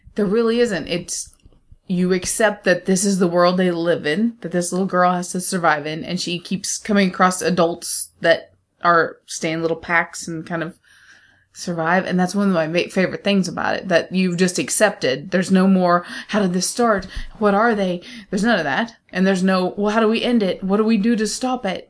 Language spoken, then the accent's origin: English; United States; I'm American